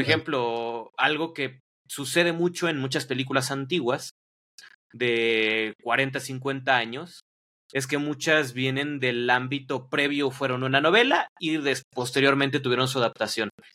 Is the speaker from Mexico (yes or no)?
yes; Mexico; aquí en, en, en, México, perdón, porque no soy de Ciudad de México